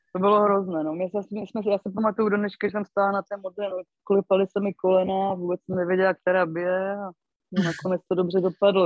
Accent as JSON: {"language": "Czech", "town": "Karviná", "region": "Moravian-Silesian Region", "country": "Czechia", "also_born_or_lived": "Opava", "moved": "as an adult", "lives_now": "Bohemia, Czech Republic", "said": "pocházím z Moravy, víceméně z Karviné, kde jsem hokej začínala"}